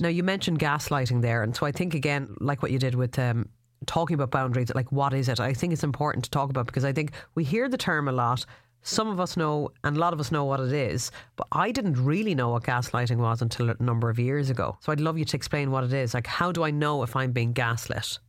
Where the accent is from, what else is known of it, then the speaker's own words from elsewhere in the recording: Ireland; as Irish people